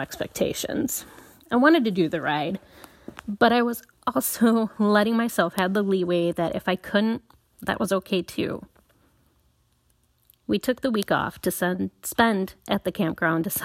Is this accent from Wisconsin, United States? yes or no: yes; La Crosse, Wisconsin, United States; I am from La Crosse, Wisconsin, and I ride in the Midwest region in the United States